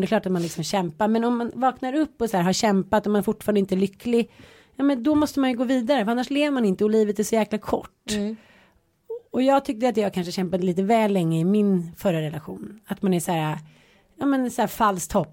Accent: Stockholm, Stockholm County, Sweden; also born or lived in Jönköping; jag flyttade från Stockholm till Jönköping. Var nio år. De tyckte att man var superball för att man kom från Stockholm. Sen flyttade man hem från Jönköping till Stockholm

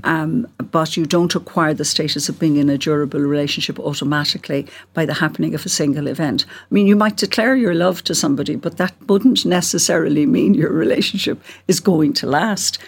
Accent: Cork, Munster, Ireland; I'm from Cork, as you can hear

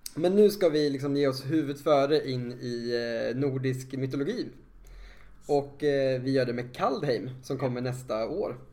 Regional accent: Sweden; som svensk och känner att nu är det vårat arv

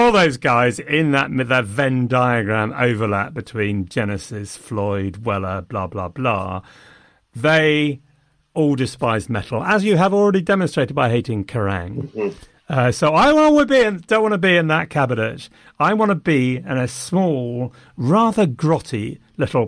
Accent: Loughborough, East Midlands, United Kingdom; accent: posh; good school, grammar school. Quite strong Loughborough, so my posh accent was mocked.

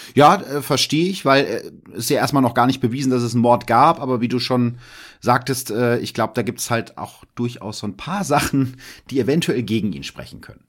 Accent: Germany; als Piefke

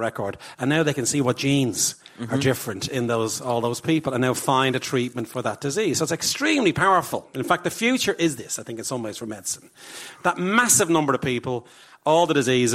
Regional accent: Ireland; I'm your cousin from Ireland

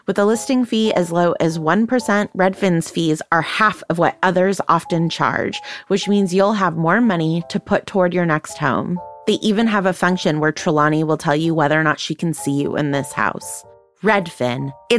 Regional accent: Calgary, Alberta, Canada; yes, Stan, you are from Texas and I am from Calgary and we are basically the same person.

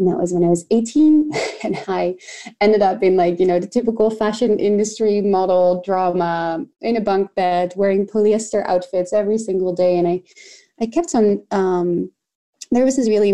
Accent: The Hague, South Holland, Netherlands; I grew up in The Hague

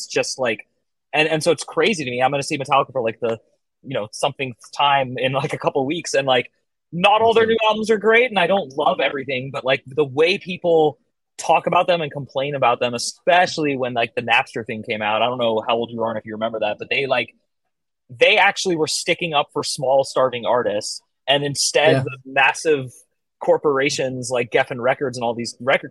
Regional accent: San Francisco Bay Area, California, United States; moved away as an adult; now in Arizona, United States; I grew up in the Bay Area of California, which is like San Francisco Bay Area

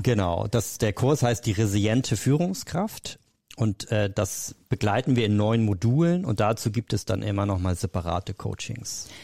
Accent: Hamburg, Germany; Ich bin dann äh, zurück nach Hamburg, also ich komme aus Hamburg

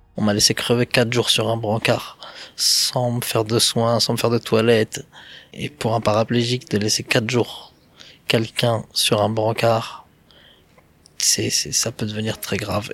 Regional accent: Vitry-sur-Seine, Île-de-France, France; je vais rester chez moi à Vitry avec ma famille

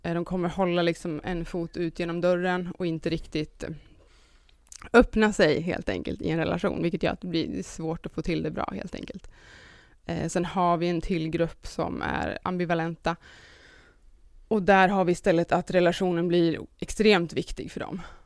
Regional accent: Sundsvall, Västernorrland County, Sweden; now in Stockholm, Sweden; Jag kommer ifrån Sundsvall men har bott i Stockholm rätt länge nu.

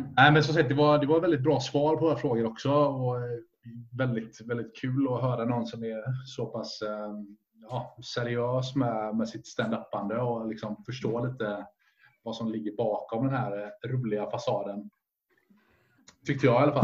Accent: Sweden

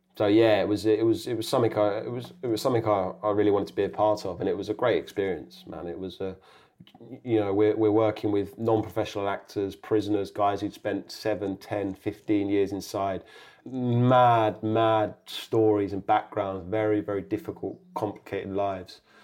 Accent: Kingston upon Thames, London, United Kingdom; a kind of comedy drama set in my hometown, set in, set in Kingston

